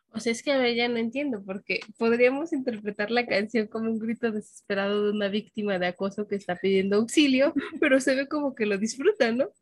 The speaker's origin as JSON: {"language": "Spanish", "region": "Mexico City", "country": "Mexico", "tie": "born or raised there", "said": "yo nací en el Distrito Federal"}